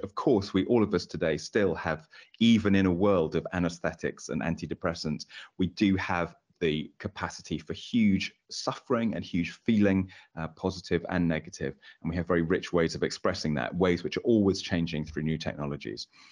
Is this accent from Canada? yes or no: no; England, United Kingdom; as an English man myself